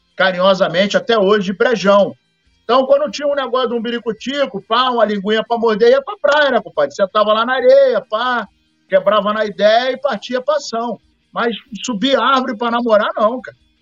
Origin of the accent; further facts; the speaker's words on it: Rio de Janeiro, Brazil; Eu, quando era moleque, eu estudava em Laranjeiras